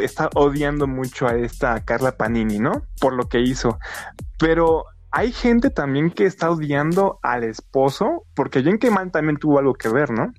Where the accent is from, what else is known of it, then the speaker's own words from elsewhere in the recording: Mexico; como mexicanos